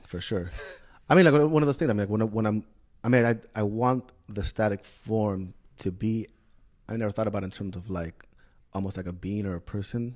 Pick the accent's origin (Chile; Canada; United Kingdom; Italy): Chile; moved away as an adult; also born or lived in Bay Area, California, United States; I grew up in Chile